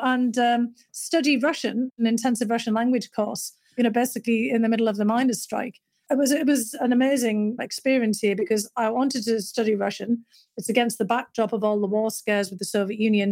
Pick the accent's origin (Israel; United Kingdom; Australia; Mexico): United Kingdom; North East England; moved away; growing up in Northern England, my dad had been a coal miner